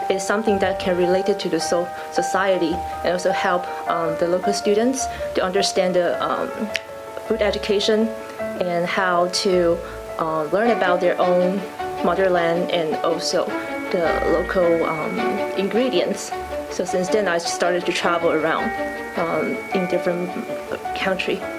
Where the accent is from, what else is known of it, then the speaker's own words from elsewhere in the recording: Taiwan; even I'm from Taiwan.